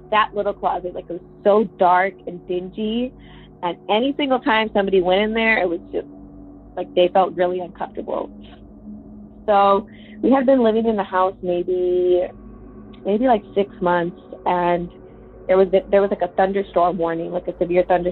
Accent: Texas, United States; also born or lived in Minnesota; I'm from Texas

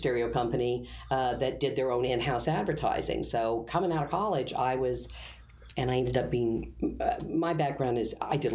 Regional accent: Derby, Kansas, United States; moved away as an adult; also born or lived in Wichita, Kansas; I'm from Kansas, Wichita, grew up around there. I was a Derby child. I was in Derby, Kansas, which is a bedroom community outside of Wichita.

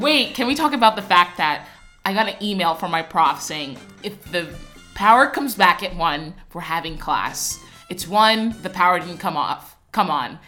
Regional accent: New Jersey, United States; moved away; I'm from New Jersey and they had like seven feet of snow. I came here to escape the cold weather.

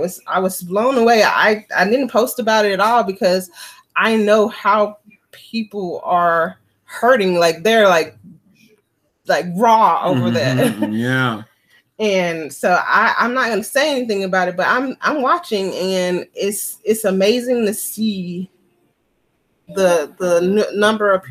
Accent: Mississippi, United States; I grew up in the South, I grew up in Mississippi

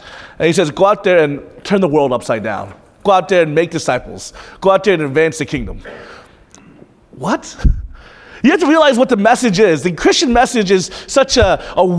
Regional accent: United States; for most of us who grew up in America

